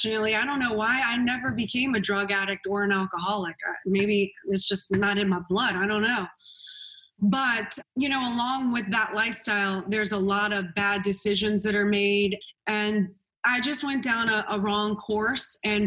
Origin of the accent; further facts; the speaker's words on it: New Orleans, Louisiana, United States; Well, you know, I grew up in New Orleans, Louisiana, New Orleans, darling.